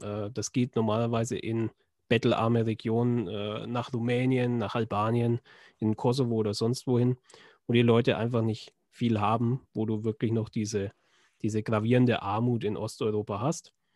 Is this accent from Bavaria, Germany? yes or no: yes; Schwabach, Bavaria, Germany; in Schwabach, also meiner Heimat